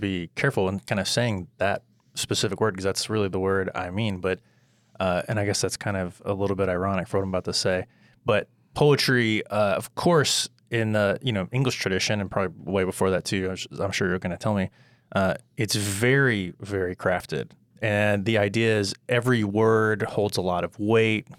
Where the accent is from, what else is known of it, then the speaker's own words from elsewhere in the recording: United States; as an American reader